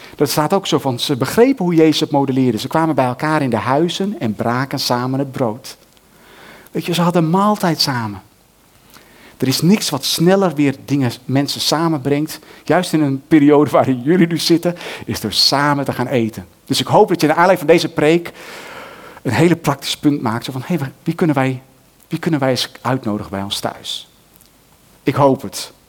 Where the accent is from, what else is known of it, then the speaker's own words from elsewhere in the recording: Netherlands; wij als Nederlanders